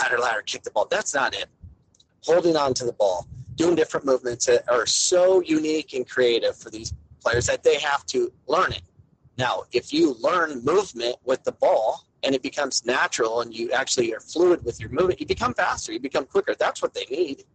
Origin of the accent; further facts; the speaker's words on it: Arizona, United States; I grew up in Arizona